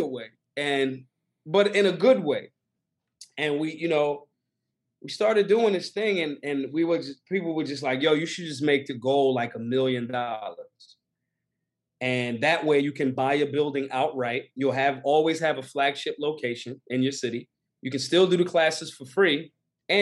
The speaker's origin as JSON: {"language": "English", "town": "Philadelphia", "region": "Pennsylvania", "country": "United States", "said": "I'm from Philly."}